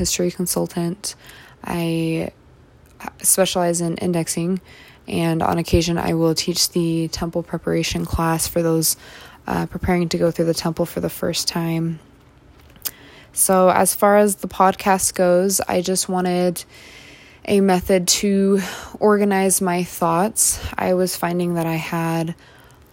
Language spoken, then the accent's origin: English; Massachusetts, United States; moved away as an adult; now in Utah, United States; I was born and raised in Massachusetts